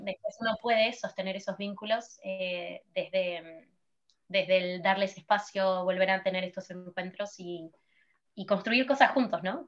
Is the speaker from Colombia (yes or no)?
no; Argentina; moved away as an adult; now in Barcelona, Spain; soy de Argentina, eh, me acabo de mudar a Barcelona